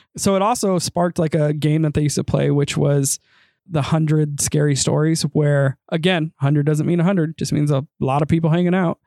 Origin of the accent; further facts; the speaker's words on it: United States; accent: American; my blood may partially be Japanese, my tongue is very American